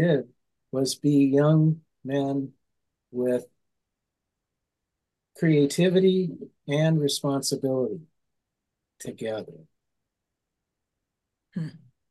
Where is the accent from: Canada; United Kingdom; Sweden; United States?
United States; Des Moines, Iowa; moved away as an adult; also born or lived in Bay Area, California; 1434 Walker, our house, east side, 1434 Walker Street